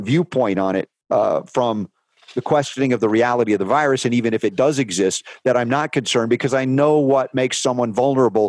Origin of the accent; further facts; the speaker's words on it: United States; I was raised pharmaceutically in America